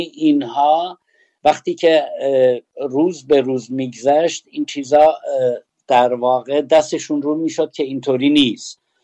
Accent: Sanandaj, Kurdistan, Iran; ما کردیم یا اهل سنندجیم

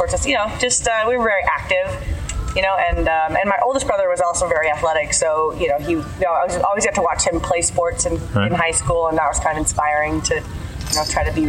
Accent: Caldwell, Idaho, United States; moved away as an adult; also born or lived in Washington, D.C.; I grew up in Idaho in a small town outside of Boise, and called Caldwell, with two older brothers and both my parents. And I lived there for 17 years before I went off to college.

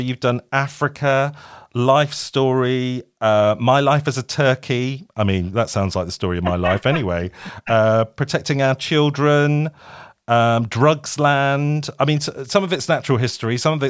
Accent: Kent, South East England, United Kingdom; we're both from Kent and we're both born in the same year.

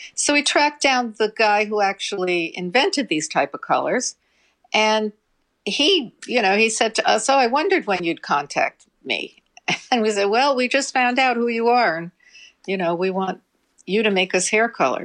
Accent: New York City, New York, United States; we grew up in the Bronx

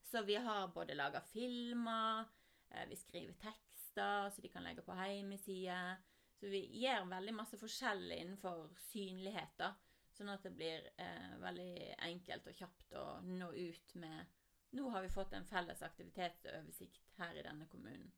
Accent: Voss, Vestland, Norway; når jeg vokste opp på Voss

